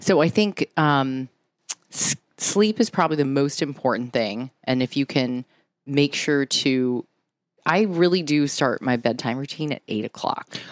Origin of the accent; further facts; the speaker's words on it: San Diego, California, United States; moved away as an adult; also born or lived in New York; I'm from San Diego originally